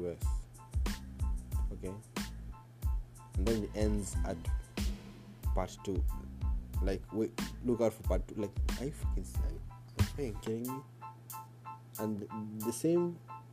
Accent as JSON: {"language": "English", "town": "Mombasa", "region": "Mombasa County", "country": "Kenya", "said": "I'm from Mombasa"}